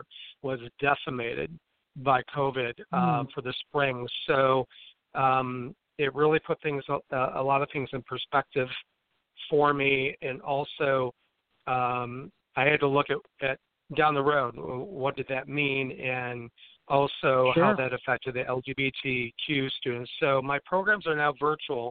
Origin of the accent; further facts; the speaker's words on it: Imlay City, Michigan, United States; I grew up in Emily City, Michigan, which is in, all the Michiganers hold their hand up, you know, like it's a mitt. So I was in the Thumb area.